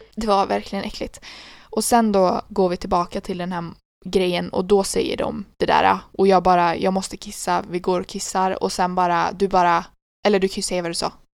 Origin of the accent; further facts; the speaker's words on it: Sweden; Jag bara Sweden